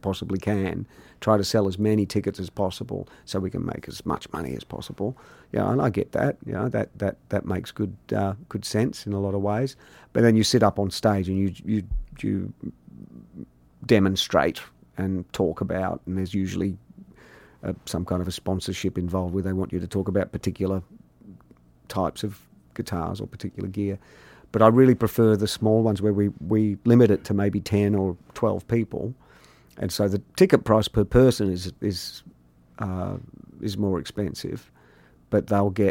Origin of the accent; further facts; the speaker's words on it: Australia; also born or lived in England; I'm from Australia.